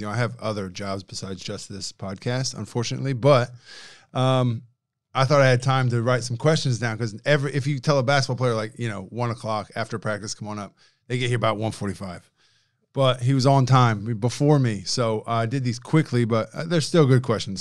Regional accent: Indiana, United States; I'm from Indiana

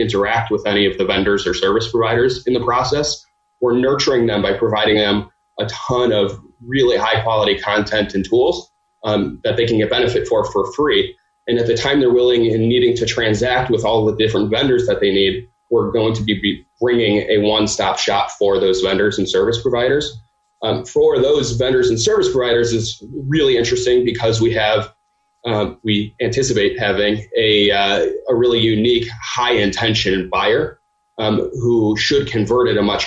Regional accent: Cleveland, Ohio, United States; moved away as an adult; also born or lived in Michigan; now in Chicago, United States; So I grew up in Cleveland.

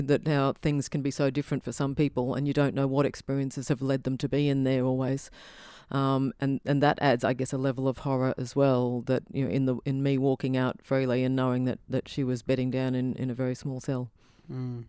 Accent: Brisbane, Queensland, Australia; growing up in Brisbane, I think we have quite strong cultural blinkers. I know in northern suburbs, we were the most monocultural group growing up

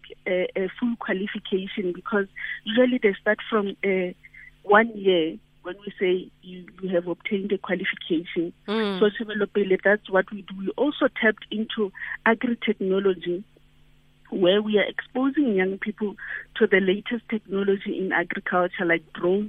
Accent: Limpopo, South Africa; I'm from Limpopo, where we have a farm, a very big farm

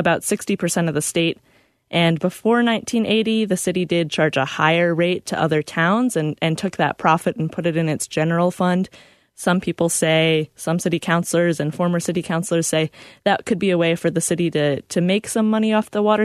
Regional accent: Baltimore, Maryland, United States; moved away; my hometown of Baltimore

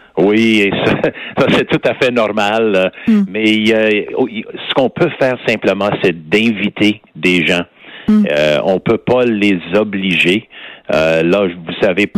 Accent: Montreal, Quebec, Canada; accent: West Island; j'ai toujours mon accent du West Island

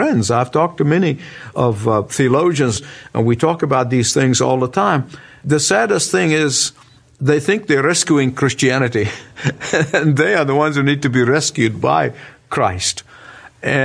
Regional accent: Egypt; my hometown, the country of Egypt

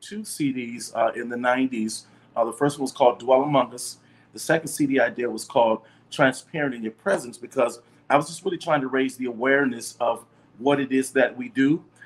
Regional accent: Detroit, Michigan, United States; moved away as an adult; also born or lived in Atlanta; I'm from Detroit too

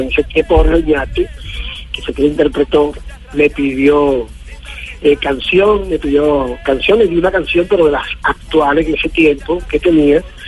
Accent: Patillal, Cesar, Colombia; mi tierra patillalera

